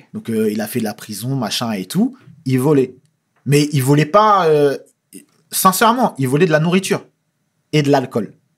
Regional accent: France; je suis français

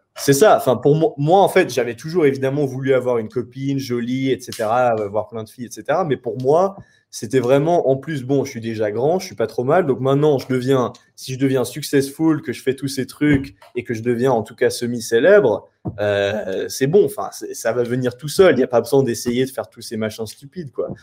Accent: France; je suis français

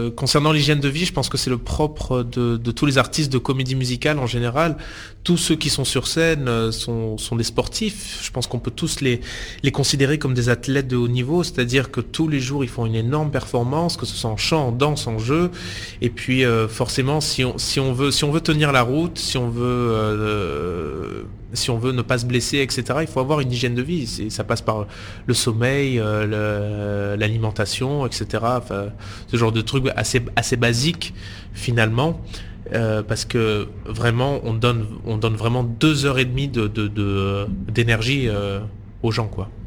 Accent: Maubec, Provence-Alpes-Côte d'Azur, France; j'ai grandi dans le sud de la France, dans la région d'Avignon, dans un petit village qui s'appelle Maubec, près de Cavaillon.

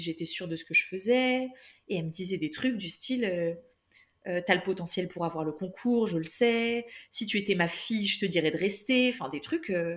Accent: Toulouse, Occitania, France; moved away as an adult; now in Lyon, France; je viens de Toulouse

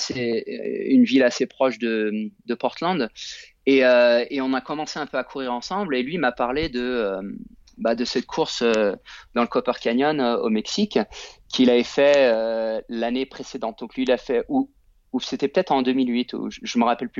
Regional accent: France; moved away as an adult; also born or lived in United States; j'ai grandi en France

